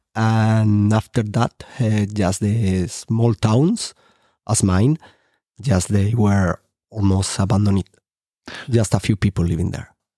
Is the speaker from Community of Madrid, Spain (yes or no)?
no; Rubielos de Mora, Aragon, Spain; English is a second language; planting, um, a few hectares in my hometown